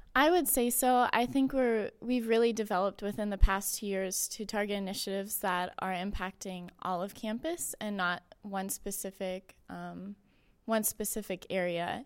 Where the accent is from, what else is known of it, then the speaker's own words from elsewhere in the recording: Austintown, Ohio, United States; I am from the area. I'm from Austin Town, so it's about twenty minutes away